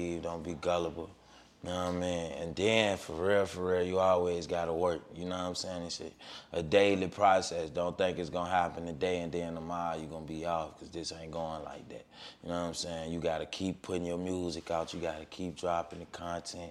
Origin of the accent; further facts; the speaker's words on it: Richmond, Virginia, United States; I'm from Richmond, Virginia.